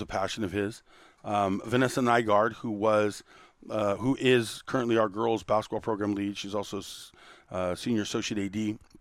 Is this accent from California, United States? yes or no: yes; Santa Monica, California, United States; also born or lived in Torrance; Born and raised in Santa Monica, seventh and Hill Street